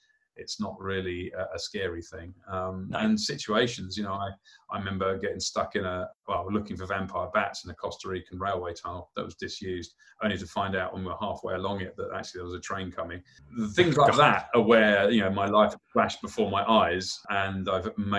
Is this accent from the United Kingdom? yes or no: yes; United Kingdom; as a British kid, we're somewhat limited in the number of species of frogs we've got in the UK.